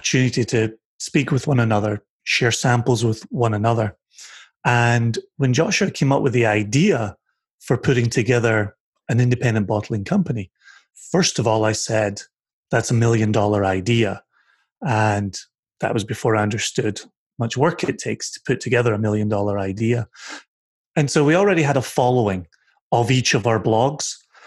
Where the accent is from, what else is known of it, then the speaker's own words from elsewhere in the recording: Scotland, United Kingdom; moved away; We're Scottish.